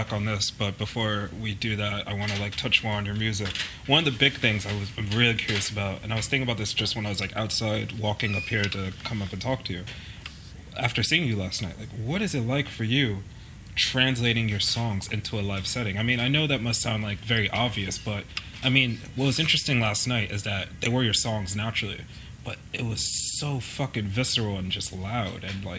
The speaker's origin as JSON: {"language": "English", "region": "England", "country": "United Kingdom", "tie": "born or raised there", "moved": "yes", "lives_now": "United States", "said": "I grew up in England as well, and it's something that I miss every day because it's very much home to me."}